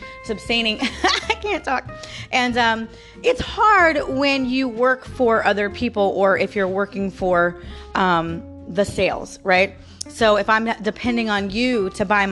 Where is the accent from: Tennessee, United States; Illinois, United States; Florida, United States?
Florida, United States; St. Petersburg; I was born and raised in Florida, right? I was born in St. Petersburg. I've lived in Florida my entire life